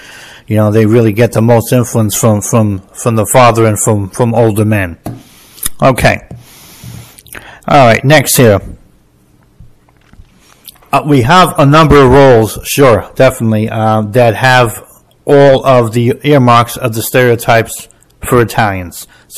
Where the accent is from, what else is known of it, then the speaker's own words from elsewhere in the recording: New Jersey, United States; I grew up in New Jersey. There was people like that in my neighborhood.